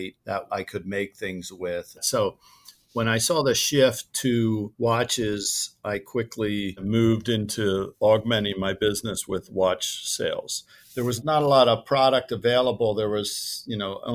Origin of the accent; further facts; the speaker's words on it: outside of Philadelphia, Pennsylvania, United States; moved away as an adult; also born or lived in New Jersey; now in Scottsdale, United States; I grew up outside of Philadelphia